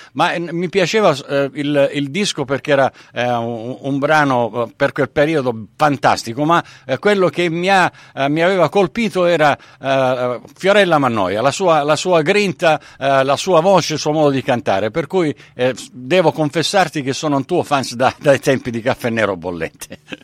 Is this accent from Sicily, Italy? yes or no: yes; Sicily, Italy; essendo, eh, del sud, eh, sono, sono siciliano